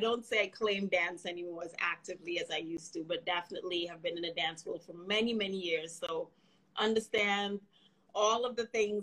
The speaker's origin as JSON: {"language": "English", "country": "Trinidad & Tobago", "tie": "born or raised there", "moved": "yes", "lives_now": "United States", "said": "I grew up in Trinidad and Tobago."}